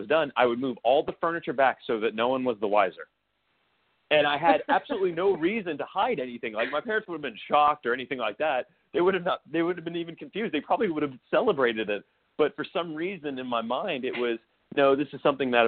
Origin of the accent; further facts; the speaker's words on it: Mississippi, United States; moved away; also born or lived in New York; I was raised in Mississippi into a very conservative household.